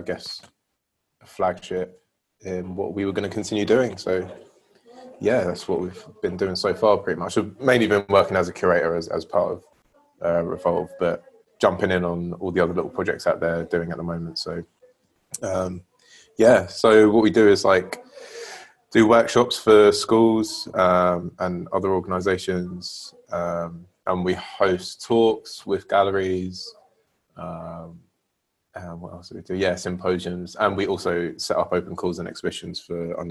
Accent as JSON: {"language": "English", "town": "Slough", "region": "South East England", "country": "United Kingdom", "tie": "born or raised there", "also_born_or_lived": "Bournemouth", "moved": "yes", "lives_now": "London, United Kingdom", "said": "born and raised in Slough"}